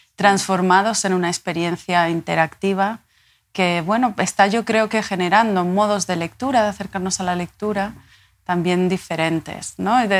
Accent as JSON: {"language": "Spanish", "area": "La Palma", "region": "Canary Islands", "country": "Spain", "tie": "born or raised there", "also_born_or_lived": "Tenerife", "said": "Yo nací en Tenerife y me crié en La Palma."}